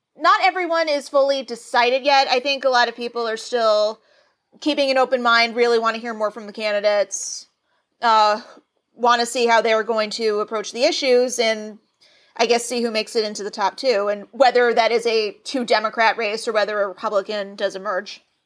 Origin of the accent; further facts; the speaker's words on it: Nashville, Tennessee, United States; now in Los Angeles, United States; as a Southerner, I'm originally from Nashville, Tennessee.